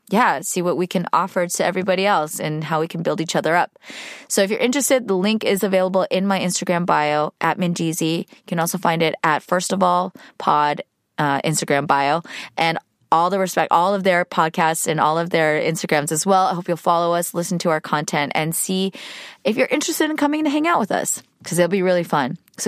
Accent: California, United States; We don't need to talk about how old I am, but I grew up in the Bay Area, where boba has been around for quite a while.

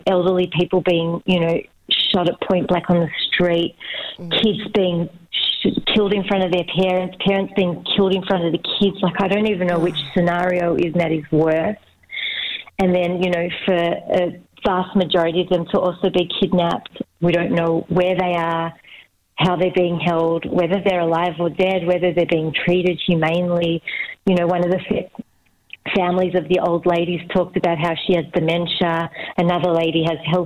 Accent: Melbourne, Victoria, Australia; now in Israel; being Australian

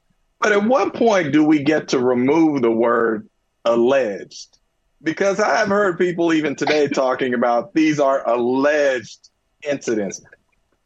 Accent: Bay Area, California, United States; I grew up in the Bay Area, attended Warriors games up in the $5 nosebleed seats back in the day.

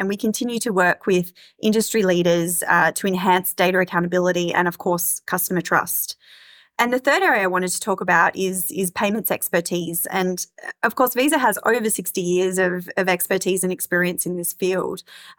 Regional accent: Australia; now in Singapore; I moved to Singapore from Australia 12 months ago

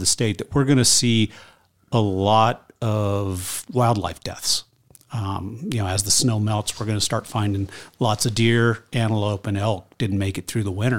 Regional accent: Lander, Wyoming, United States; my hometown, Lander

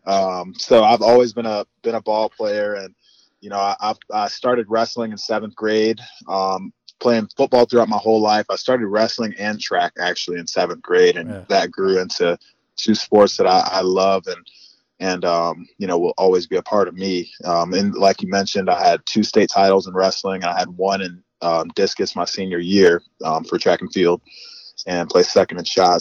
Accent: Northwest Indiana, United States; I'm from Northwest Indiana. My parents were born and raised in Gary, Indiana. I went to Lake Central High School

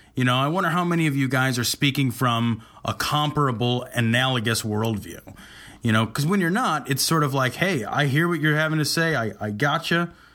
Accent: Chicago, Illinois, United States; We're from Chicago, the Chicago area

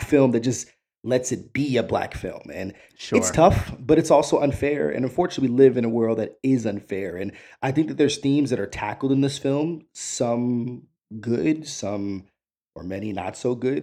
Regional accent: New York, United States; I grew up in New York, uh, you know, around the early 90s

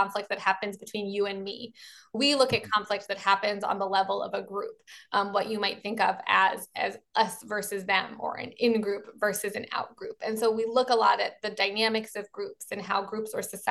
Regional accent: Baltimore, Maryland, United States; I'm from Baltimore, so I'm a Baltimorean

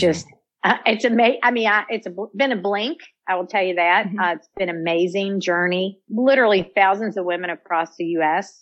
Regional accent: Louisville, Kentucky, United States; born and raised in Louisville, Kentucky

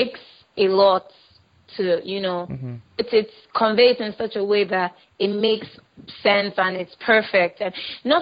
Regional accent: Delta, Nigeria; I'm from Delta State in Nigeria

